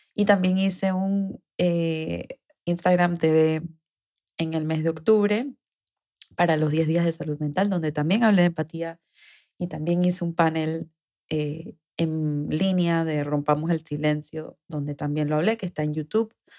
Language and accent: Spanish; Panama; mi país, Panamá